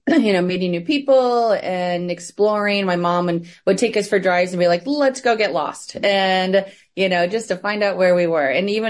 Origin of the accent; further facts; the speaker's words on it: Midwest, United States; also born or lived in Indiana / Michigan / Connecticut; now in Columbus, United States; I was raised in the Midwest, United States, so I currently live in Columbus, Ohio. But I've been all around, you know, Ohio, Indiana, Michigan, even Connecticut.